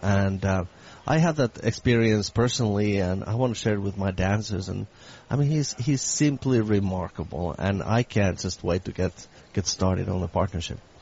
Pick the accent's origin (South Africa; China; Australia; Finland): Finland; also born or lived in San Francisco; now in Boston, United States; my background is, of course, I come from Finland.